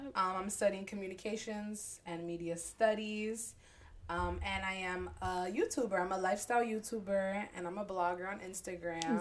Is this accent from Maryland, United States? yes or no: no; Newark, New Jersey, United States; I was born in Newark, the ghetto. But I was raised in a white town